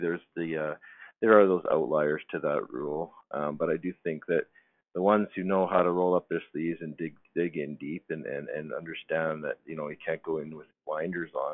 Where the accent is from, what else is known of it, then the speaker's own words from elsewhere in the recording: Calgary, Alberta, Canada; moved away; I'm from Calgary, Alberta originally